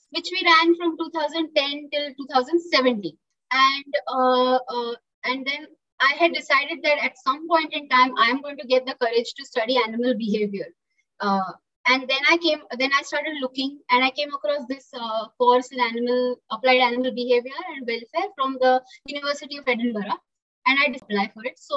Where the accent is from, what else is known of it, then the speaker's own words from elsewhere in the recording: Pune, Maharashtra, India; moved away as an adult; now in Goa, India; I am in Goa, uh, I am originally from uh, well India, the country, and uh, my state is Maharashtra, and I'm I was born in Pune, a city from Maharashtra. But lately, I have shifted to Goa uh, because I joined uh, uh, a zoo over here.